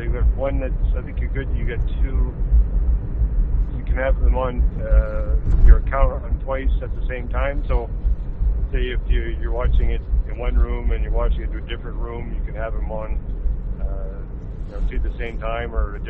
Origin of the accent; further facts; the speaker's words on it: New Brunswick, Canada; Mind you, we came from New Brunswick